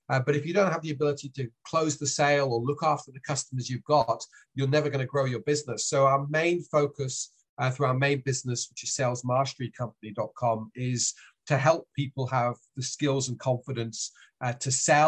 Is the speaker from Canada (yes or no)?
no; Switzerland; accent: British; also born or lived in France / United Kingdom / Australia; now in New Zealand; I've got a British accent, but I was raised in Switzerland, lived in France as well as the UK, then Australia, and these days I'm in New Zealand.